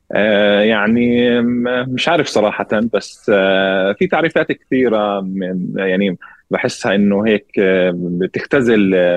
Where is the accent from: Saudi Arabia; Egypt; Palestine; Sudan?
Palestine; Deir Jarir, Ramallah and al-Bireh Governorate; انا فلسطيني من قريه دير جرير آه، شمال شرق رام الله